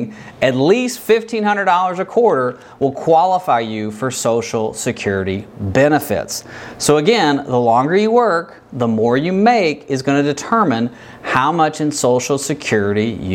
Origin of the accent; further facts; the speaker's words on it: Kentucky, United States; I'm from Kentucky.